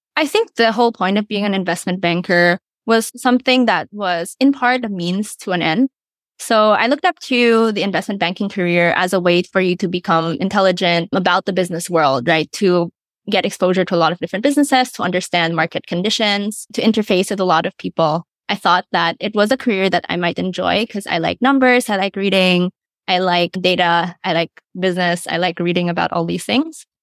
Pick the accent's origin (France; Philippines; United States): Philippines; I'm born and raised in the Philippines